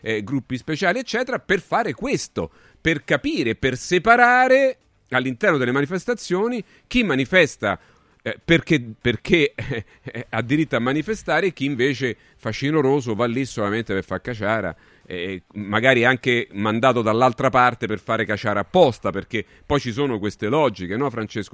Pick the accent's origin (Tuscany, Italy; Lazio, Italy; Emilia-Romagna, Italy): Lazio, Italy; Rome; come si dice qui a Roma, io sono romano, quindi pa- passatemi alcune, alcune, romanità, alcune cose dialettali